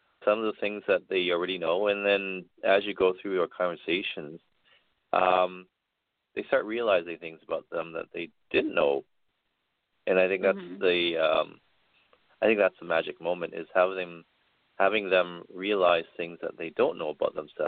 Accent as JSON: {"language": "English", "town": "Vancouver", "region": "British Columbia", "country": "Canada", "said": "I am from Vancouver, Canada, from the west coast of Canada."}